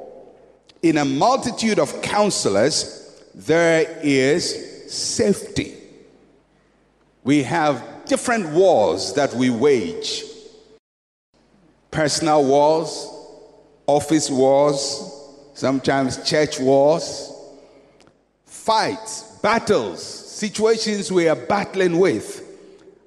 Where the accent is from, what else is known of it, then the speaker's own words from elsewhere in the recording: Ghana; I'm a Ghanaian.